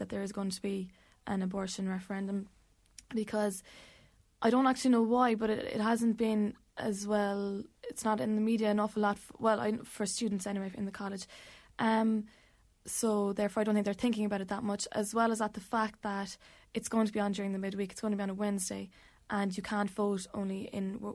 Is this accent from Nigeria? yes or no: no; Ballydehob, Munster, Ireland; also born or lived in Limerick; I'm from Ballydehob in West Cork